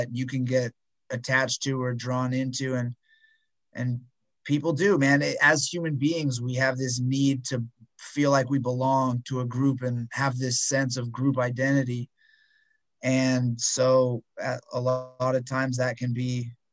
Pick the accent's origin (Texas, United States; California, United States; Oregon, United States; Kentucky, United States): California, United States; moved away; I grew up in California and I don't live there anymore